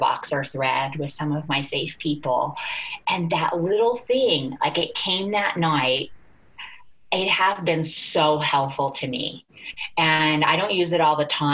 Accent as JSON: {"language": "English", "country": "United States", "said": "we're from the United States"}